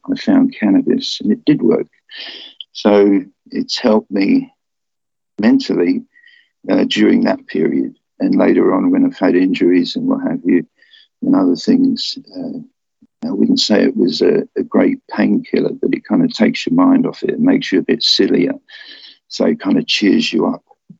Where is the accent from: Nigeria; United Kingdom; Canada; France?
United Kingdom; London; moved away as an adult; also born or lived in Philippines; I'm a Londoner.